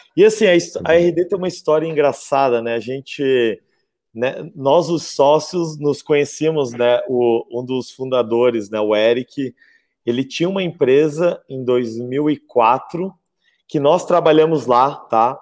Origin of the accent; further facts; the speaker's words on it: Florianópolis, Santa Catarina, Brazil; Eu, eu nasci e moro aqui em, em Florianópolis